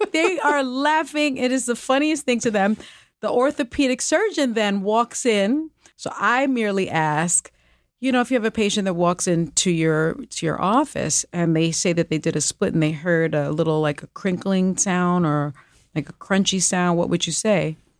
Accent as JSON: {"language": "English", "town": "New York City", "region": "New York", "country": "United States", "said": "I'm from the Bronx."}